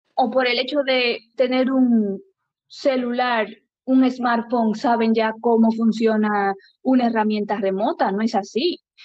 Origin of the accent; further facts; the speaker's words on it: Dominican Republic; now in Spain; yo como dominicana